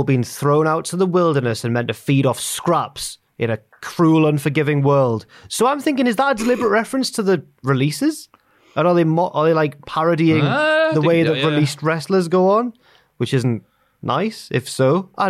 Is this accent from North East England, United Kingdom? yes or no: yes; Newcastle upon Tyne, North East England, United Kingdom; Growing up in Newcastle